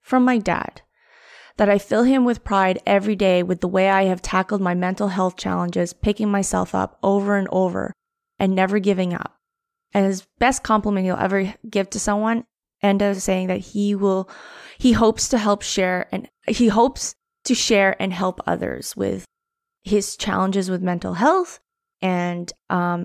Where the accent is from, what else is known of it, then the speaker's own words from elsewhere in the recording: Canada; now in Vancouver, Canada; being Filipino-Canadian